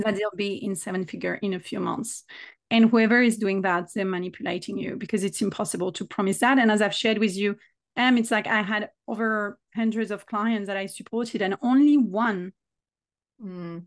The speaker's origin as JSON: {"language": "English", "country": "France", "accent": "French", "second_language": "English"}